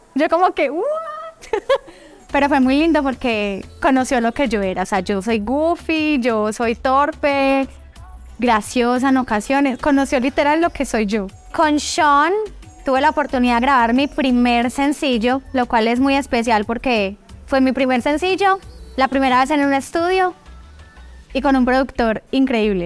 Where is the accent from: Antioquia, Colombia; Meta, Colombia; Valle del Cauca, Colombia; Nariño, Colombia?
Antioquia, Colombia; Medellín; moved away; also born or lived in Caldas, Antioquia; Yo nací en Caldas, Antioquia, me crié en Medellín, pero toda mi adolescencia, desde los 13 años, volví aquí a mi pueblo, a Caldas